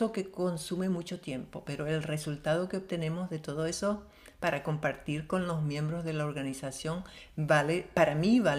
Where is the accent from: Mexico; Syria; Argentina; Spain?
Syria; also born or lived in Venezuela; descendiente árabe, nací, crecí en Siria, viví en muchos países del mundo